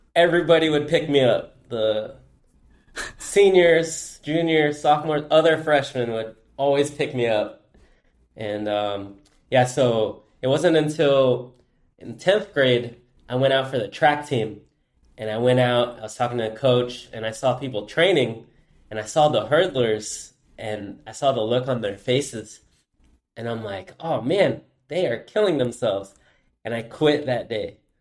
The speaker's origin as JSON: {"language": "English", "town": "Goleta", "region": "California", "country": "United States", "tie": "born or raised there", "said": "I'm born and raised in Goleta, which is, uh, just a little north of Santa Barbara here in California"}